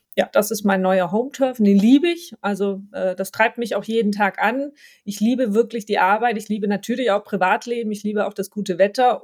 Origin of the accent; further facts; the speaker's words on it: Stuttgart area, Baden-Württemberg, Germany; accent: Swabian; ich bin ja Schwabe, erstmal ein Baden-Württemberg-Kind, deswegen Schwäbisch und Hochdeutsch äh, trifft man bei mir per se an. Ich komme aus der Ecke rund um Stuttgart